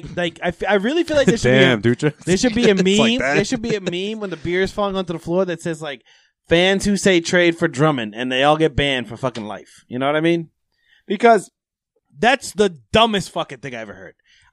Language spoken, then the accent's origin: English; Dominican Republic; I'm from the Dominican Republic